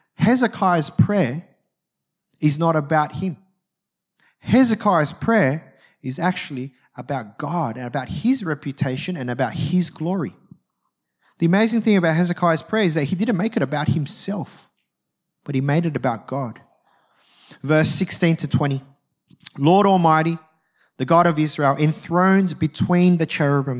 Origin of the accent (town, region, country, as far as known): Australia